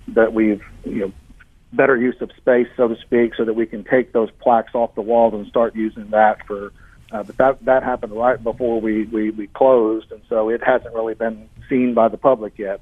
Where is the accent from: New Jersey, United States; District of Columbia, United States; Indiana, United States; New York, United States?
Indiana, United States; Indianapolis; now in Springfield, United States; I'm from Indianapolis originally